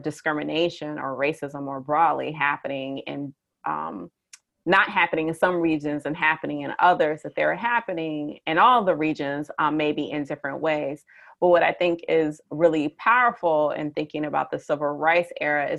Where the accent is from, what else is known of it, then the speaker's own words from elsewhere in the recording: Detroit, Michigan, United States; now in Lawrence, United States; I'm from the Detroit area in Michigan